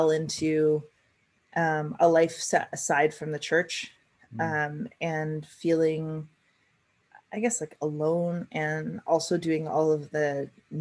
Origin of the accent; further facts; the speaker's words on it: British Columbia, Canada; also born or lived in Alert Bay, British Columbia / Oak Bay, Victoria, British Columbia; now in Vancouver, Canada; when we moved from Alert Bay, where I was born, to Oak Bay when I was 17 months old